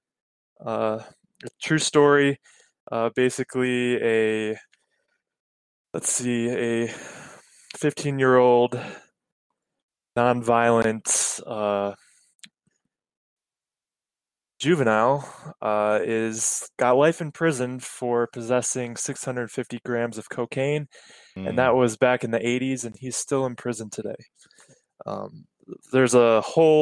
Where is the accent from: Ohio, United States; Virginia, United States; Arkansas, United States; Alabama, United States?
Ohio, United States; Cleveland; I'm from Cleveland, Ohio